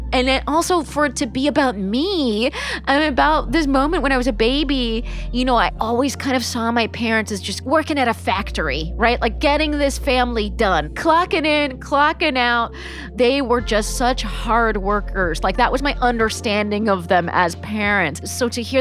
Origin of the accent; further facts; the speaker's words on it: Palm Springs, California, United States; I grew up in Palm Springs, California, which is in fact a resort town